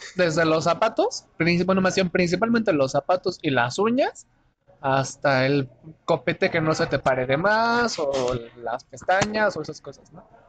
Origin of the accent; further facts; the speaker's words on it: Oaxaca, Mexico; moved away as an adult; now in Mexico City, Mexico; un oaxaqueño que llegó a vivir a la Ciudad de México hace casi tres años